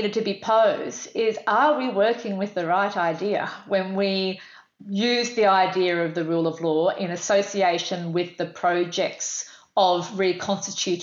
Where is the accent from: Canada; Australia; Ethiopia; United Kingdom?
Australia; I'm female, I'm white, I'm Australian.